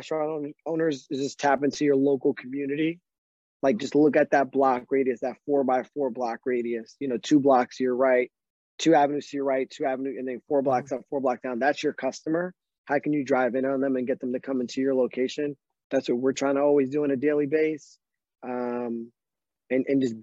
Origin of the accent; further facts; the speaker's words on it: Northeast Pennsylvania, United States; I grew up in Northeast Pennsylvania